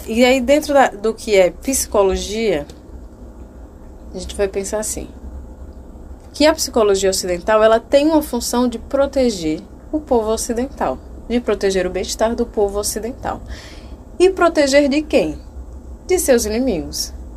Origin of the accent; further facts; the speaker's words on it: Brazil; also born or lived in Alagoas; nós nascemos no Brasil